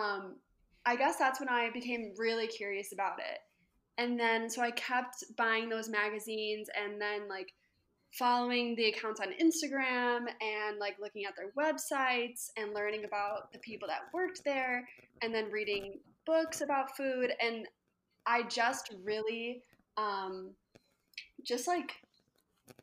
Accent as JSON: {"language": "English", "town": "Chicago", "region": "Illinois", "country": "United States", "tie": "born or raised there", "moved": "yes", "lives_now": "Lancaster, United States", "said": "I'm originally from Chicago, but now I live in Lancaster, Pennsylvania"}